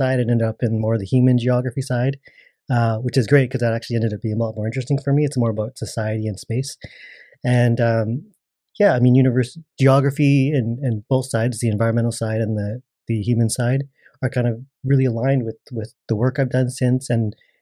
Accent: Burnaby, British Columbia, Canada; also born or lived in Coquitlam; I grew up in Burnaby, Burnaby and a little bit of Coquitlam

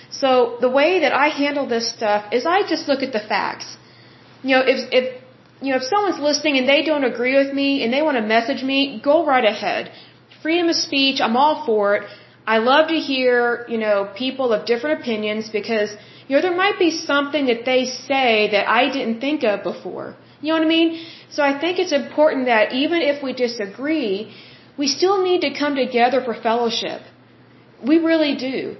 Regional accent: United States

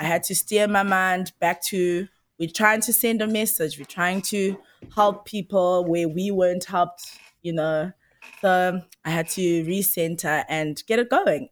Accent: Msinga, KwaZulu-Natal, South Africa; moved away; also born or lived in Durban; Where I was born was, uh, rural K Z N. It's a place called M C Inga

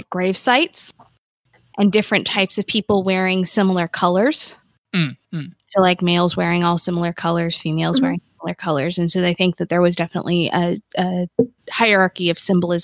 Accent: United States; being American

